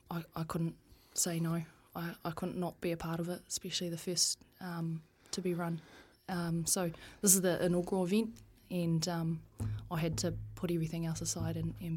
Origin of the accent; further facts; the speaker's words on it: Taihape, Manawatū-Whanganui, New Zealand; also born or lived in Palmerston North; I was born in Palmerston North. Yeah. Grew up in a small town called Taihape.